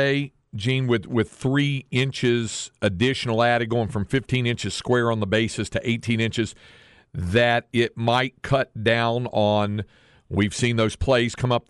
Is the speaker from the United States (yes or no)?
yes; North Carolina, United States; Where I grew up in North Carolina, for a while when I was a little kid, well into my teens, all we got was the NBC baseball game of the week